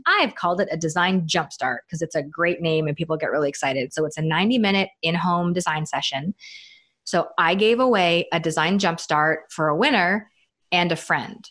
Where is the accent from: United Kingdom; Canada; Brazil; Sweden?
Canada; now in United States; I'm Canadian, even though I live in the states